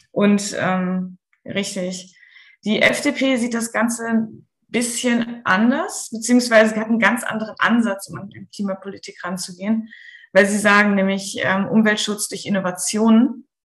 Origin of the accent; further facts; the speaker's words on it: Central Germany, Germany; Ich komme tatsächlich aus der Mitte von Deutschland.